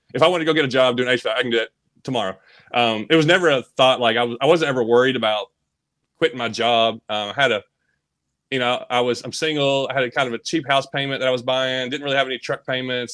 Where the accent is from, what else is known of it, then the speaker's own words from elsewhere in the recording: Bowling Green, Kentucky, United States; also born or lived in Tennessee; I always lived in Kentucky and Tennessee. Uh, I was born in Bowling Green area